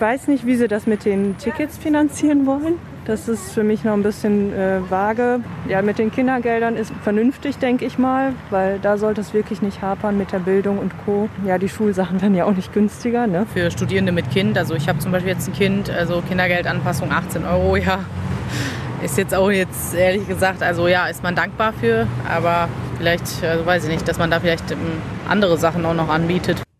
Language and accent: German; Ruhr area, North Rhine-Westphalia, Germany; also born or lived in Essen; hier bei uns im Ruhrpott